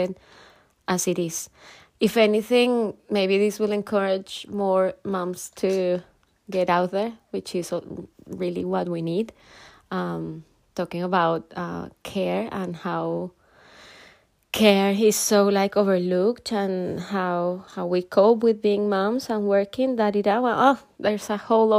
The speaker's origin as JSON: {"language": "English", "country": "Colombia", "moved": "as an adult", "lives_now": "United Kingdom", "said": "I'm from Colombia, and almost 7 years ago I moved to the UK"}